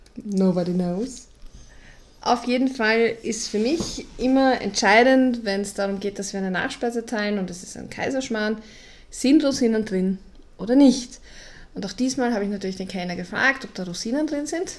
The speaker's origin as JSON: {"language": "German", "region": "Vienna", "country": "Austria", "said": "als Wiener"}